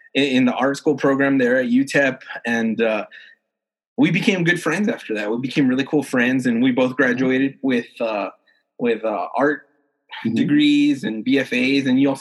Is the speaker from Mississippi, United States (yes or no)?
no; El Paso, Texas, United States; I'm from El Paso.